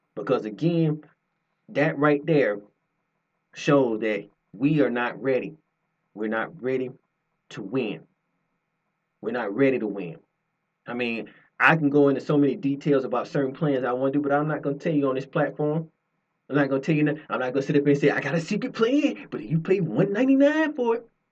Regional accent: Georgia, United States; I am born and raised in Georgia

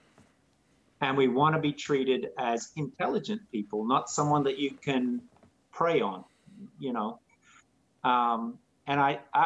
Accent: Australia; now in United States; I'm not American. I'm not even a citizen. I'm a permanent resident. So tomorrow I'll probably be on a plane flying back to Australia.

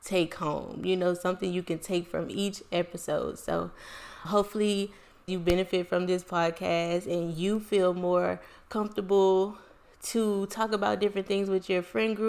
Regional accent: Lake Charles, Louisiana, United States; I was born and raised in Lake Charles, Louisiana

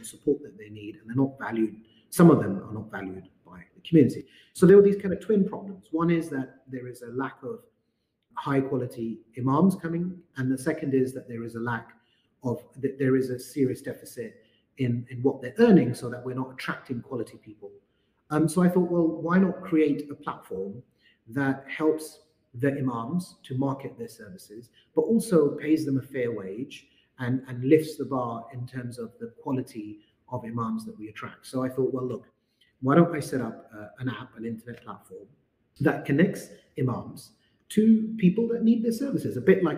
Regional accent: London, United Kingdom; my journey as a British Muslim growing up in London

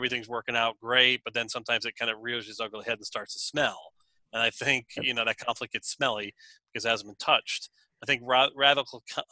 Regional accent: United States; I'm an American

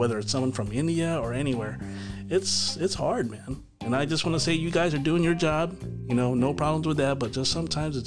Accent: Philippines; I'm Filipino

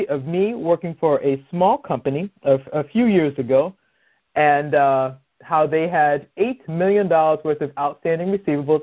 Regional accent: Boston, Massachusetts, United States; now in Maryland, United States; I'm originally from Boston

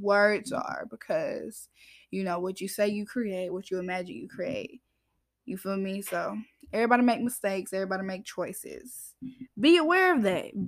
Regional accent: Georgia, United States; I'm from Georgia, y'all, as I say. A lot of people think I'm from up north, but I'm not from up north. Georgia gal

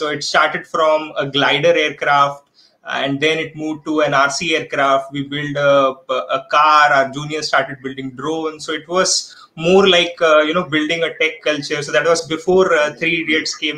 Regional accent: Thane, Maharashtra, India; also born or lived in Mumbai / Kerala; now in Pune, India; was born in Dadar, Mumbai, grew up around Thane, studied in Kerala, and then work brought me to Pune

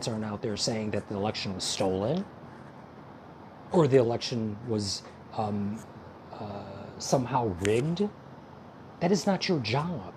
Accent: United States; As an American

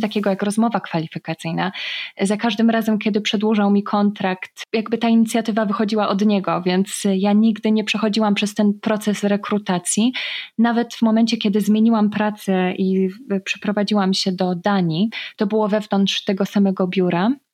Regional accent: Poland; moved away as an adult; also born or lived in Faroe Islands; jestem z Polski

